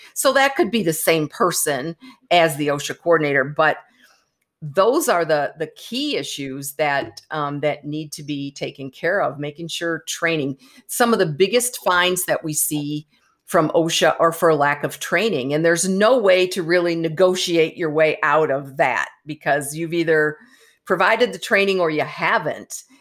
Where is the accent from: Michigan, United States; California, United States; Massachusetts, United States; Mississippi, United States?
Michigan, United States; Michigan, for example, my home state